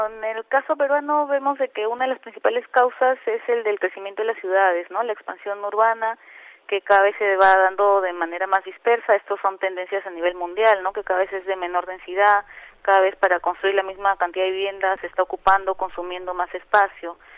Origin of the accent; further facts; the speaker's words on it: Mexico; moved away; also born or lived in Peru; yo he nacido y vivido mi infancia en México